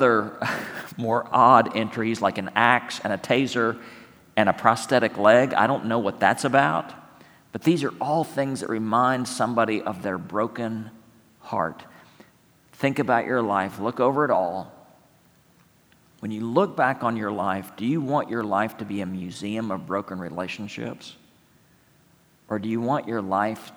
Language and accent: English; San Angelo, Texas, United States; moved away; San Angelo, Texas, my hometown